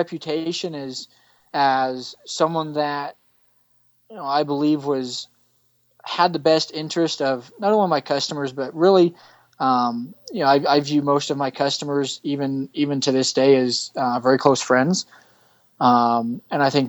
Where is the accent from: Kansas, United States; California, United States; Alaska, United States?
Kansas, United States; Western; moved away as an adult; also born or lived in Mississippi; now in Colorado Springs, United States; I grew up in Western Kansas.